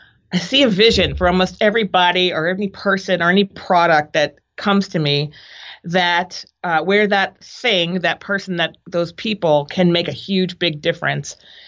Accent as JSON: {"language": "English", "town": "Boston", "region": "Massachusetts", "country": "United States", "tie": "born or raised there", "also_born_or_lived": "Providence", "lives_now": "San Francisco, United States", "said": "I grew up in Boston and Providence, which I know you love. I went to college in Minnesota"}